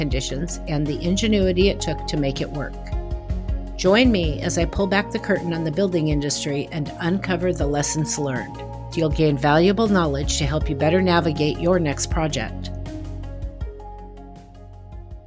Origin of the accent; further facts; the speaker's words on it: Portland, Oregon, United States; my hometown of Portland, Oregon